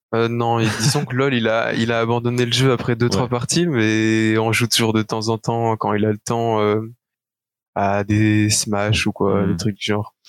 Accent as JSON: {"language": "French", "country": "Belgium", "said": "j'ai 20 ans, je suis belge"}